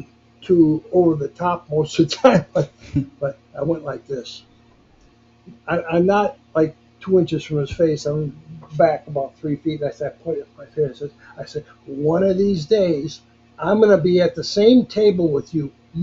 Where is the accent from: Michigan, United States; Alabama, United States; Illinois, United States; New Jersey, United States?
Michigan, United States; Grand Rapids; moved away as an adult; now in Las Vegas, United States; I still live in Grand Rapids, Michigan, my hometown